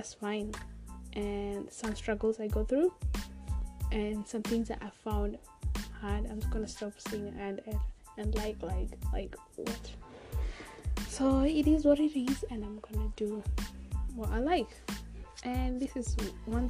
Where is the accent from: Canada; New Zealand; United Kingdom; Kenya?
Kenya; now in Australia; I'm like Kenyan. I was born in Kenya, raised in Kenya.